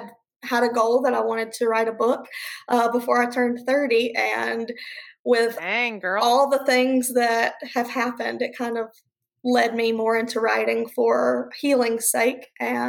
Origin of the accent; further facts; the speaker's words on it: South Carolina, United States; moved away; My whole family's here. So I love coming back home to South Carolina.